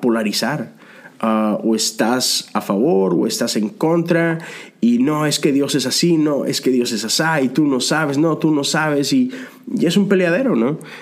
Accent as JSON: {"language": "Spanish", "country": "Mexico", "moved": "yes", "lives_now": "United States", "said": "México, el país de donde vengo"}